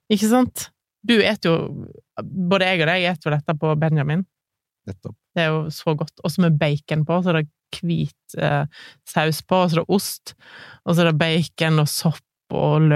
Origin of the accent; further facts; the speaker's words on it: Grand Est, France; Norwegian is a second language; now in Norway; Det er en av mine favorittretter fra hele Frankrike. Jeg kommer fra Alsace.